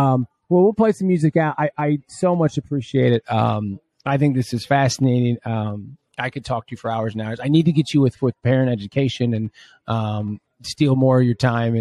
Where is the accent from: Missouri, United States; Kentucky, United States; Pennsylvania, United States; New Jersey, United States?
Missouri, United States; St. Louis; I'm from St. Louis, and I don't like it here, but it is what it is.